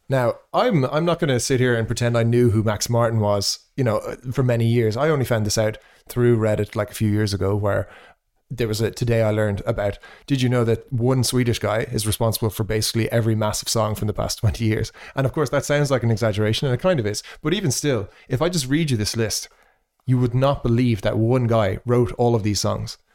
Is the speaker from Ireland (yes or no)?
yes; Ireland; me being Irish